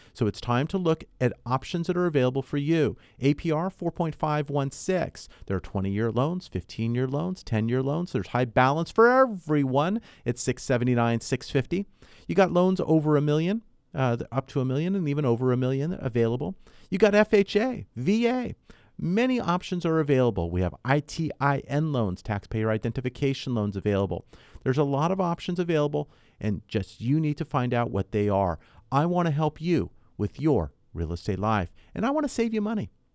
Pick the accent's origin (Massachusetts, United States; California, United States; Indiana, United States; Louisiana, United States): California, United States; Southern; also born or lived in Ventura County; I was born and raised here in Southern California